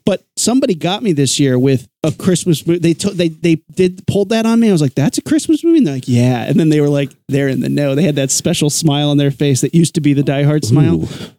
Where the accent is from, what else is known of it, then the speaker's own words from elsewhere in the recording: Indiana, United States; I'm from Indiana.